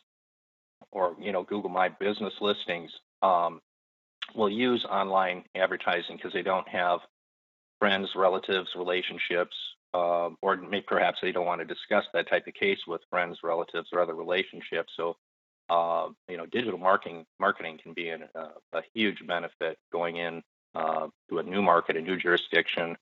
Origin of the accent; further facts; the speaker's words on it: Superior, Wisconsin, United States; also born or lived in Duluth, Minnesota; I grew up in Superior, Wisconsin, and went to University of Minnesota Duluth for my undergrad.